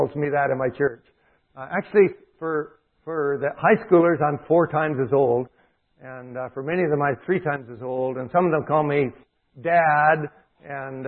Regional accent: Calgary, Alberta, Canada; I'm from Calgary area

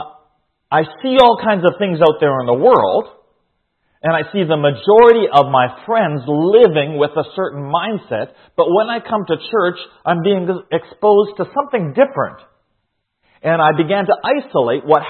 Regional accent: Saskatchewan, Canada; also born or lived in Kamloops, British Columbia; Now, in Canada, I grew up here. I was born in Saskatchewan

